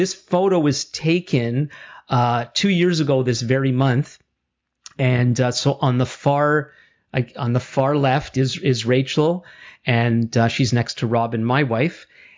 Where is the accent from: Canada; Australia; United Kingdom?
Canada; I'm Jewish Canadian